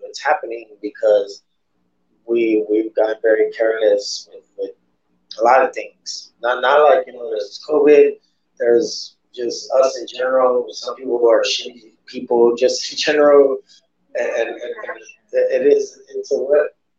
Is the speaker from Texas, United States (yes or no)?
yes; San Antonio, Texas, United States; Being a San Antonioan, San Antonioan, is that is that what it is? San Antonioan, just being a Texan.